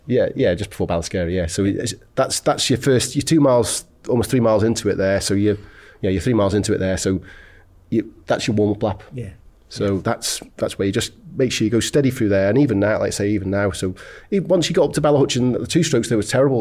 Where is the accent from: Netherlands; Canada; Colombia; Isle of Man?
Isle of Man; I come from the Isle of Man